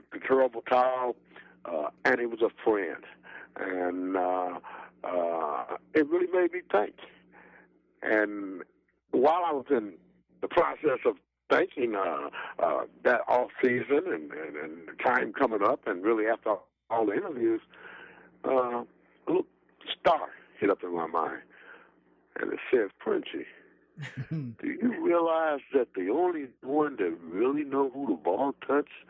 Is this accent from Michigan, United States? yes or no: yes; Detroit, Michigan, United States; I grew up in Black Bottom in Detroit, Michigan